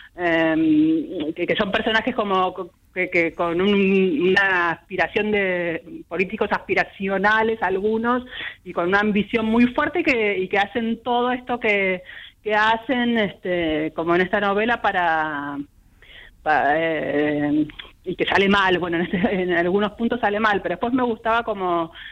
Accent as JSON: {"language": "Spanish", "region": "Buenos Aires", "country": "Argentina", "tie": "born or raised there", "said": "yo soy más porteña que nada, ¿viste? nena de balcón, así de toda la vida, nacida en el bosque, ahí en Malavia y Güemes, y chica de departamento"}